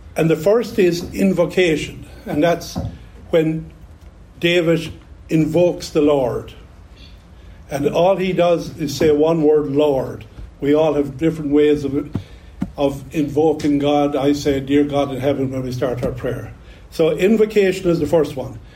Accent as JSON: {"language": "English", "country": "Ireland", "tie": "born or raised there", "accent": "Irish", "moved": "yes", "lives_now": "United States", "said": "I grew up in Ireland in the 1960s."}